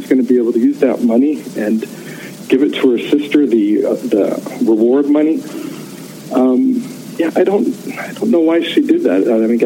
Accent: Akron, Ohio, United States; I grew up on North Hill

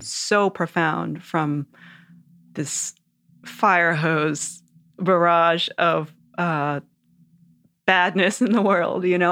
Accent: New York and Long Island, United States; I grew up in New York and Long Island mostly

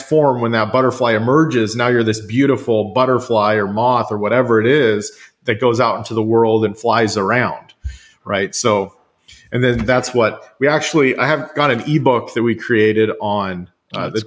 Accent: Central Valley of California, United States; also born or lived in Washington State; now in Washington, United States; I grew up in the Central Valley of California

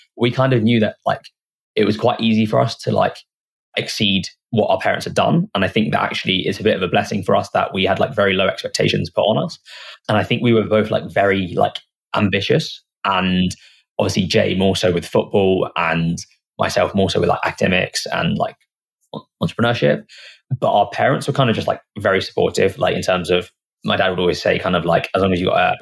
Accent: Hitchin, East of England, United Kingdom; we're from Hitchin where the business is based now, and it's a small town.

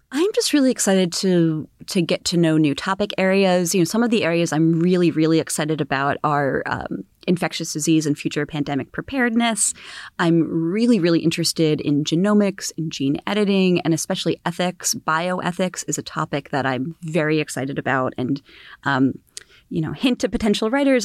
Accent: Philadelphia, Pennsylvania, United States; moved away as an adult; also born or lived in Washington, D.C.; I was born in the Philadelphia area

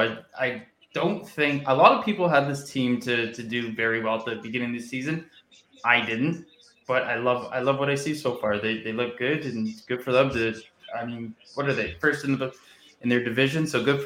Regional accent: Ajax, Ontario, Canada; We're both from Ontario. I'm from Ajax.

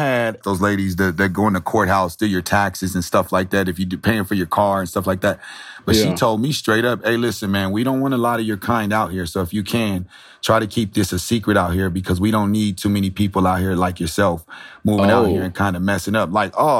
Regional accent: San Diego, California, United States; when I came from San Diego, I didn't know what racism was until I got to Nebraska.

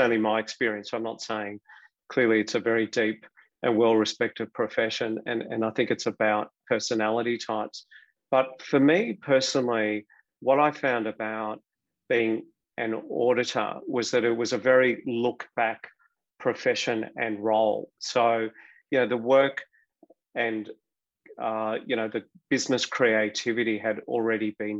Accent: Melbourne, Victoria, Australia; born or raised there

